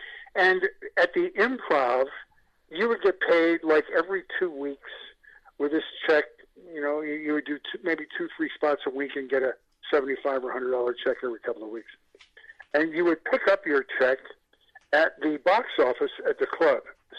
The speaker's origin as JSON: {"language": "English", "town": "Buffalo", "region": "New York", "country": "United States", "moved": "as an adult", "lives_now": "California, United States", "said": "I came out in 1980 from Buffalo, New York."}